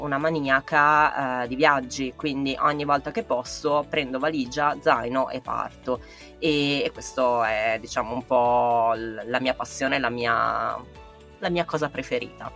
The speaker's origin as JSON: {"language": "Italian", "town": "Milan", "region": "Lombardy", "country": "Italy", "said": "sono giornalista, sono di Milano"}